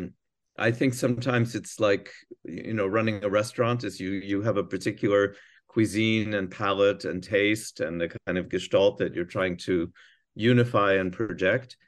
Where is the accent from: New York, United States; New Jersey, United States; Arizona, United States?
New Jersey, United States; moved away; I grew up in New Jersey